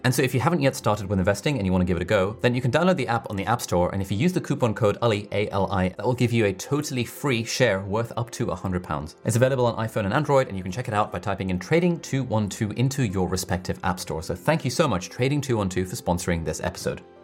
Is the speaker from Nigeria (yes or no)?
no; Pakistan; I'm from Pakistan